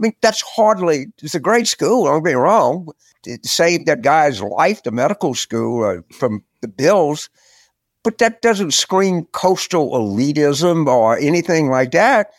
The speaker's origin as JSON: {"language": "English", "town": "Carville", "region": "Louisiana", "country": "United States", "tie": "born or raised there"}